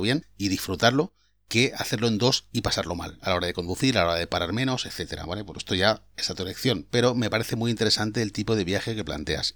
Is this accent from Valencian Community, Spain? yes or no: yes; Valencia, Valencian Community, Spain; yo soy de Valencia